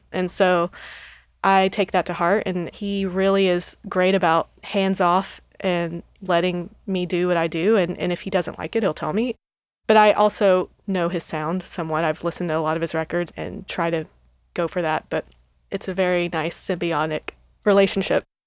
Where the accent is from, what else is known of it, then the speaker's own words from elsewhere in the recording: Texas, United States; moved away as an adult; now in Nashville, United States; I grew up in Texas